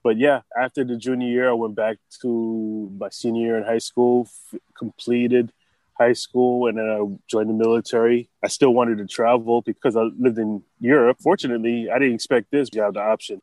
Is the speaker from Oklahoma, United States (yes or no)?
no; White Plains, New York, United States; moved away as an adult; also born or lived in Los Angeles, California / Hawaii; now in Hilo, United States; I was born and raised in White Plains, New York.